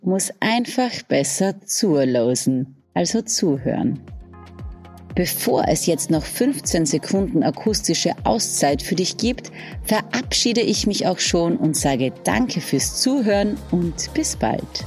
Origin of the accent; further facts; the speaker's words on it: Styria, Austria; accent: South Styrian; first language South Styrian dialect; In der Steiermark bin ich geboren und aufgewachsen